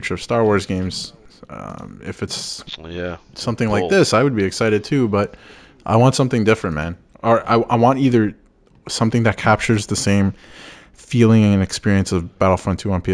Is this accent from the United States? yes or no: no; Canada; we're Canadian